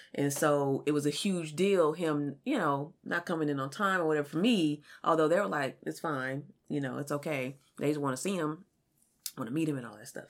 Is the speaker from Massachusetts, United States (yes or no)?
no; California, United States; now in Kansas City, United States; I'm from California